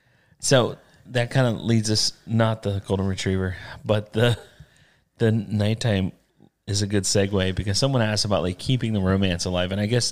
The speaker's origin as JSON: {"language": "English", "region": "the South", "country": "United States", "tie": "born or raised there", "said": "I grew up in the South. We turned our own butter and didn't talk about penises."}